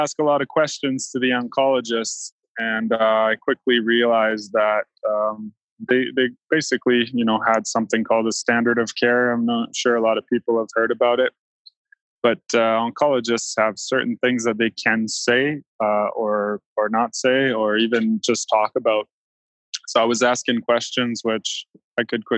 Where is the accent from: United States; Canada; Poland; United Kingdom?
Canada; East Coast of Canada, Atlantic Canada; moved away; I grew up on the East Coast of Canada and been living out west since 2003